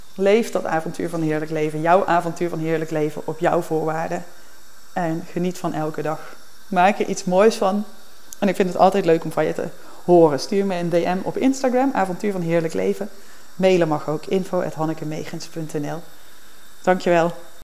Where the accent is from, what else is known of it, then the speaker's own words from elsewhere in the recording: Berchem, North Brabant, Netherlands; moved away; het dorpje in Brabant waar ik vandaan kom, Berchem